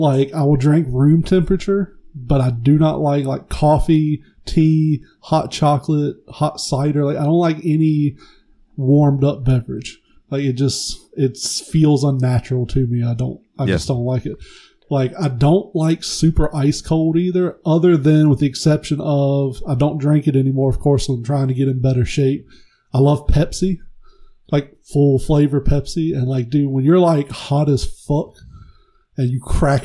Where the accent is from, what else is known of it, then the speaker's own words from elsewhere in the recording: the South, United States; I grew up in the South.